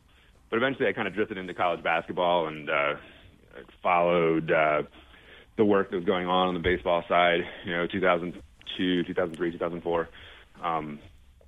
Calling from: Salt Lake City, Utah, United States; I am calling from Salt Lake City.

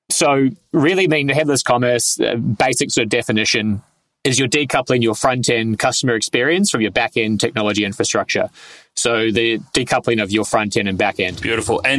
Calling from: Melbourne, Victoria, Australia; I'm at level 21 in the new WeWork building in Melbourne in a um, seemingly a, a purpose built soundproof booth for podcasting.

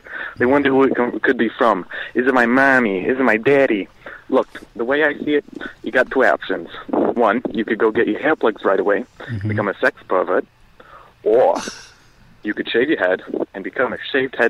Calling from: St. Paul, Minnesota, United States; from St. Paul, Minnesota.

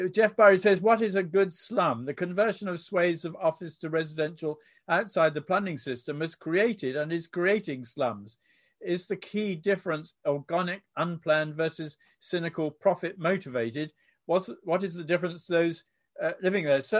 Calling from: Berlin, Germany; I'm watching from Berlin, where a rent control has just been introduced to try and control design by greed.

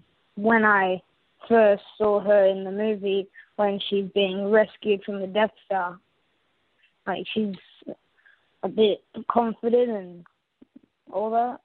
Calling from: Sydney, New South Wales, Australia; I'm calling from Sydney, Australia.

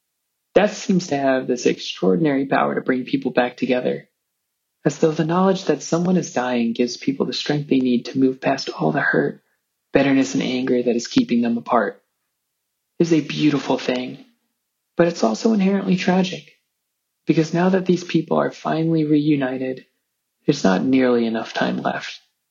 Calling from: Chicago, Illinois, United States; I'm calling you from Chicago

